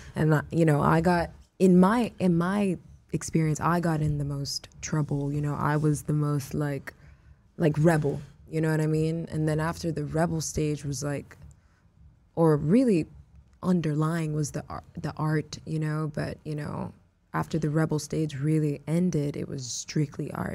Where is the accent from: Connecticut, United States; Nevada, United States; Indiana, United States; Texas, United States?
Texas, United States; Houston; also born or lived in Miami, Florida; I was raised in Houston, you know? like those were my formative years.